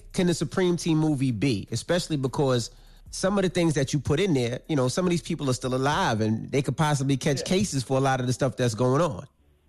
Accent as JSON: {"language": "English", "town": "Queens", "region": "New York", "country": "United States", "said": "No, not me. I'm from Queens, so I know a lot of the stories, though."}